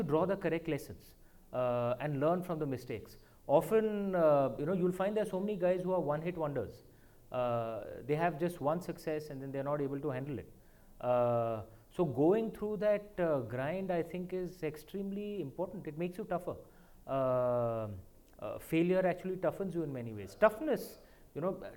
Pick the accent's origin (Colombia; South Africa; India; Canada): India; moved away as an adult; now in London, United Kingdom; as an Indian